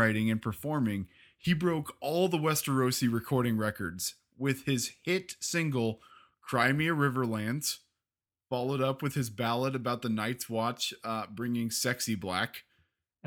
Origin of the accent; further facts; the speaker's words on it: Kansas, United States; We're from Kansas